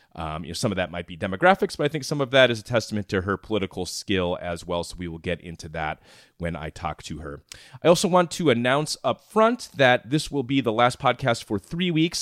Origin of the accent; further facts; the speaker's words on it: Minnesota, United States; I'm from Minnesota, I covered Minnesota politics for a while